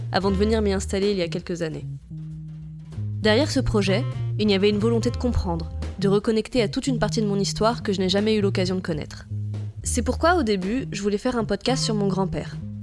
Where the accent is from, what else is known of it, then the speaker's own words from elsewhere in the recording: France; first language French; moved away as an adult; now in Tunisia; Je suis né en France, j'ai grandi en France, ma langue maternelle est le français